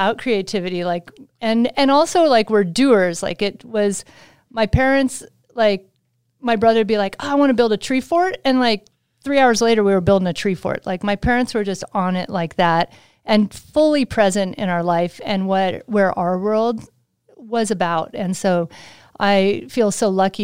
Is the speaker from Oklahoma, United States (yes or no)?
no; Sacramento, California, United States; also born or lived in Utah; I'm from the Sacramento area in Northern California